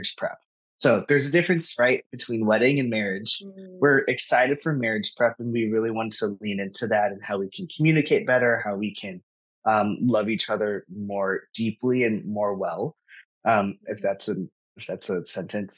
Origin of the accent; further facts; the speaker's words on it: Philippines; I am Filipino